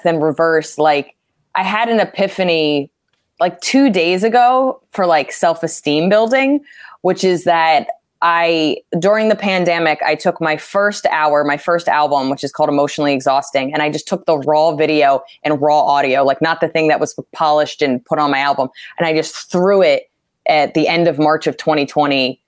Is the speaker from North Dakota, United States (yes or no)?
no; New Jersey, United States; moved away as an adult; now in New York, United States; I grew up in Jersey.